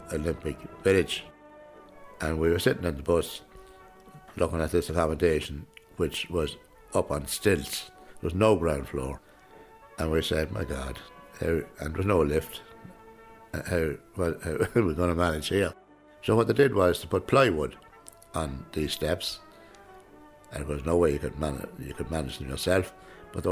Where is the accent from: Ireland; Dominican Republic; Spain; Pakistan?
Ireland; Drogheda, Leinster; I'm from Drogheda. I live here, and that, but just about 400 yards over the road is where I grew up, in number 8 Boyle Riley Terrace.